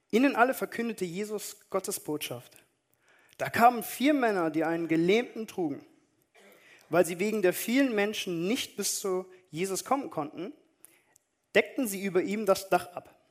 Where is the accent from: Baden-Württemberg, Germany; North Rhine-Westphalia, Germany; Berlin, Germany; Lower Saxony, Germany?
North Rhine-Westphalia, Germany; Düsseldorf; ich komme aus Düsseldorf, eine Großstadt